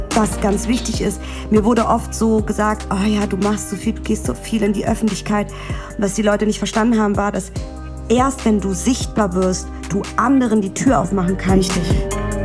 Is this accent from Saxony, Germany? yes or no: no; Berlin, Germany; also born or lived in Vienna, Austria; gezeugt wurde ich in Israel, geboren in Wien, aufgewachsen in Berlin